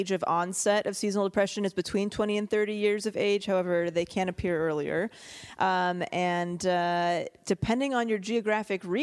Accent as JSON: {"language": "English", "region": "California", "country": "United States", "tie": "born or raised there", "said": "growing up in California"}